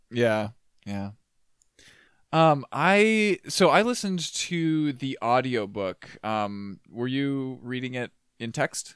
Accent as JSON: {"language": "English", "region": "Minnesota", "country": "United States", "said": "my smaller worldview as a Minnesotan"}